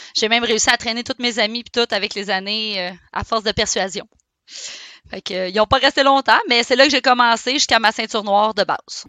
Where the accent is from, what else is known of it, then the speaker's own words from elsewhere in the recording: Saint-Eustache, Quebec, Canada; Je suis née à Saint-Eustache